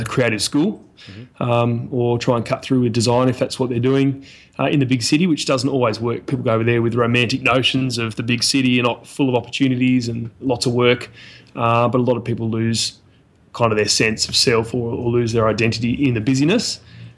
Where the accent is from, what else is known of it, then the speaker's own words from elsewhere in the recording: Tasmania, Australia; also born or lived in Brisbane, Queensland; was born in Tassie and have been here most of my life